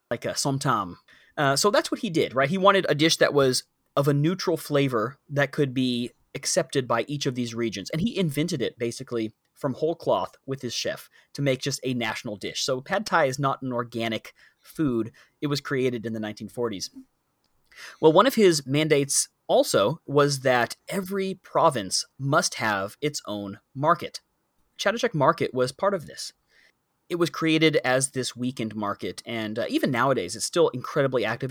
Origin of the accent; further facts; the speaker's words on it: United States; moved away as an adult; now in Bangkok, Thailand; I'm not from Bangkok either. There will be a point in my life when I have lived here longer than I lived in the U S